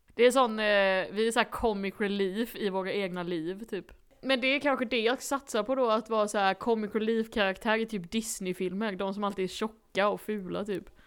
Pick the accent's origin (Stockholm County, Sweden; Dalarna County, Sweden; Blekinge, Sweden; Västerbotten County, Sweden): Blekinge, Sweden; accent: Blekinge